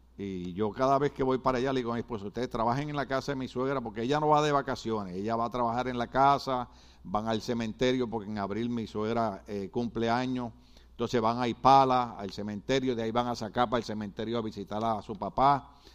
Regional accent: Guadalajara, Jalisco, Mexico; Yo soy de Guadalajara.

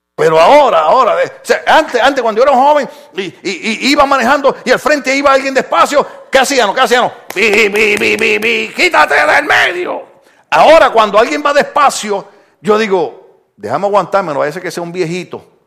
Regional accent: Puerto Rico; moved away; Mire, mire, en mi país, en mi país, esto, esto es bien problemático

